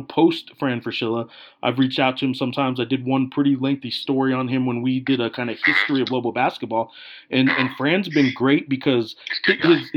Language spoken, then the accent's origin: English; Santa Fe, New Mexico, United States; now in Albuquerque, United States; I was born in Santa Fe, just an hour up the road from here.